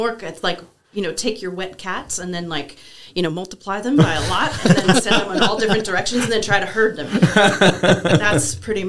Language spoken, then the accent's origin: English; Wisconsin, United States; born there; also born or lived in West Texas; lived in West Texas for 4 years, so I say things like y'all and all y'all, and that'll come out. I was born in Wisconsin.